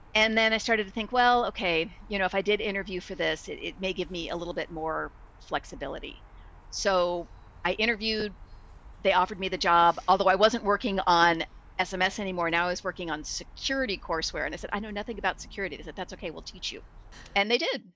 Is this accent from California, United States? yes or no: yes; Bay Area, California, United States; also born or lived in Los Angeles; I was from the Bay Area, and so I just decided, yeah, I'm gonna move back to the Bay Area